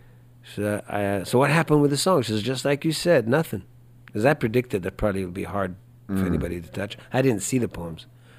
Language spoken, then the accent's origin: English; Israel; also born or lived in Spain; now in Houston, United States; Because I come from Israel, but I lived in Spain too